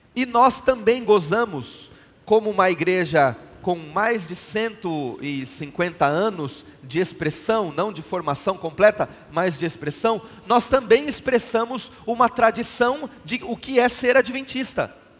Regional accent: São Paulo, Brazil; Eu sou paulistano, eu falo bolacha

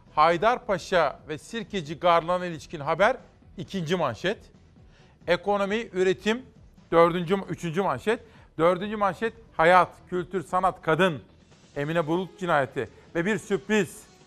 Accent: Simav, Kütahya, Turkey; doğup büyüdüm Simav'da

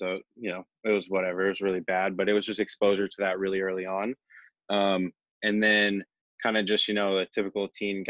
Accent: Oregon, United States; also born or lived in Jacksonville, North Carolina; I lived in a military family, so we moved around a ton, but I've been in Oregon now since the third grade

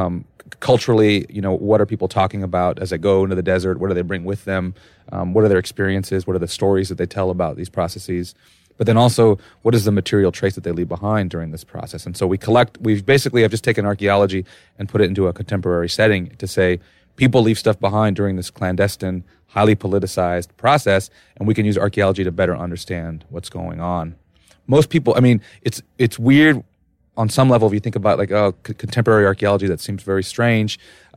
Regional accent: Los Angeles, California, United States; I grew up in L.A.

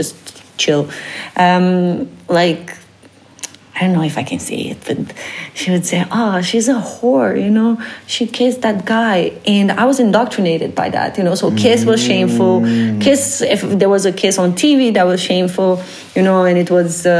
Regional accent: Romania; moved away as an adult; now in Netherlands; I come from Romania, Eastern Europe

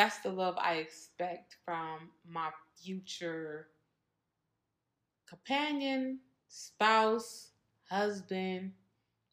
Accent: Minnesota, United States; I'm from Minnesota

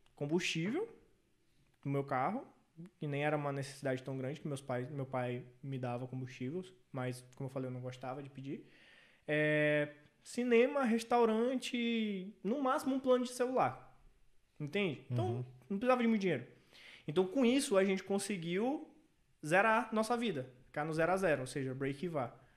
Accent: São Luís, Maranhão, Brazil; em São Luís, que é minha cidade natal

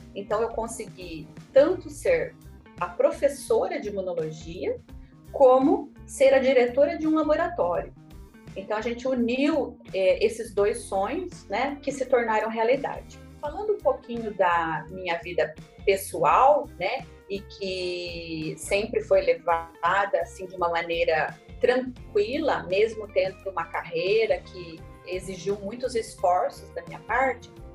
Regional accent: Maringá, Paraná, Brazil; Eu nasci aqui em Maringá mesmo

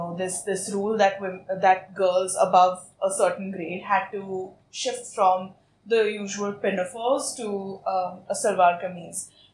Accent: Saudi Arabia; So I grew up in Saudi Arabia, not in India. I was educated outside of India.

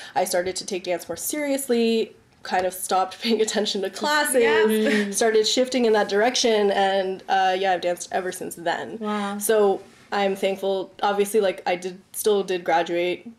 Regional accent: Richmond Hill, Ontario, Canada; growing up in Richmond Hill

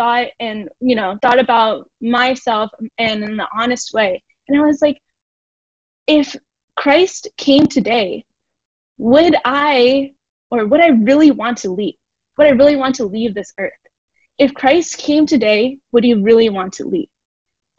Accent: Philadelphia, Pennsylvania, United States; I am born and raised in Philly

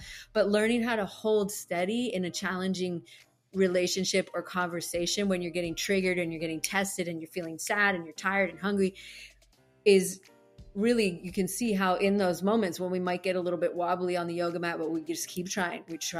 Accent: Ireland; I used to do it, but I'm Irish. I get like fiery as it is.

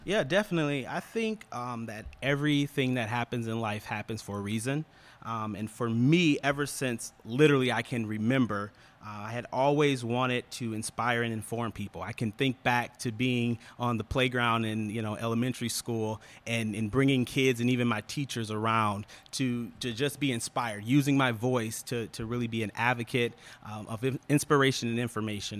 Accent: Ann Arbor, Michigan, United States; moved away as an adult; now in Detroit, United States; born and raised in Ann Arbor, went to school there, and, uh, yeah, moved here with my wife in two thousand fourteen.

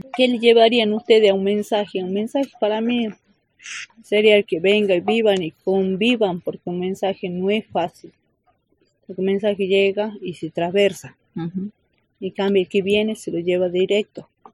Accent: Cafayate, Salta, Argentina; A mí me preguntan de dónde sos, vengo de ahí

